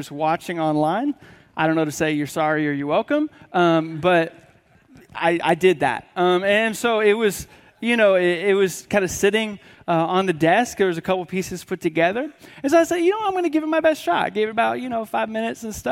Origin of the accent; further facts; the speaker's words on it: Washington, United States; now in Tennessee, United States; I grew up in Washington State, which is pretty much on the opposite side of the country. And so you have us here in Tennessee